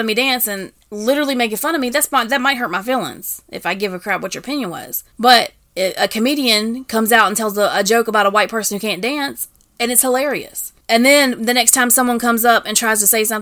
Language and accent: English; the South, United States; moved away; also born or lived in Washington, D.C.; here we are from the South, like, yeah. These little country talking.